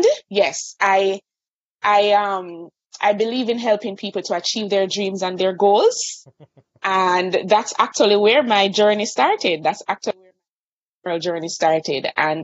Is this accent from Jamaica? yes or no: yes; Kingston, Jamaica; I'm from Kingston, Jamaica. So I have the privilege of living on an island